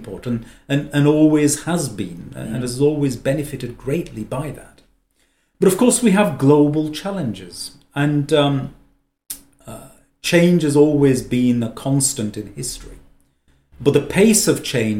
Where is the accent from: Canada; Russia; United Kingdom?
United Kingdom; Lancashire, North West England; I'm Lancastrian by birth, which makes me an Englishman